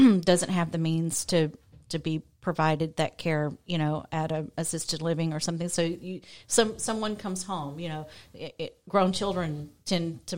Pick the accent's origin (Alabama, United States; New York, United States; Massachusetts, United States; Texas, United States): Texas, United States; Lufkin; now in San Antonio, United States; My hometown of Lufkin